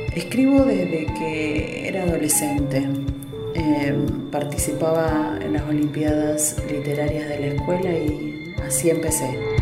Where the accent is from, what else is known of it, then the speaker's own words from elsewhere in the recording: Argentina; moved away; soy argentina, si bien hace mucho tiempo que no vivo ahí